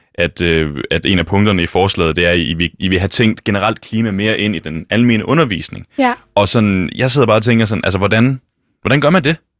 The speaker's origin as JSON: {"language": "Danish", "area": "West Jutland", "region": "Central Denmark Region", "country": "Denmark", "tie": "born or raised there", "moved": "yes", "lives_now": "Copenhagen, Denmark", "said": "Jeg kommer fra Vestjylland, og ved siden af den folkeskole, jeg gik på, der ligger der en lille skov"}